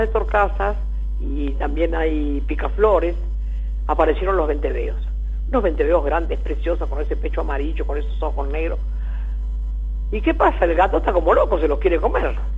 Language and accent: Spanish; Ensenada, Buenos Aires Province, Argentina; Esa es la casa donde yo nací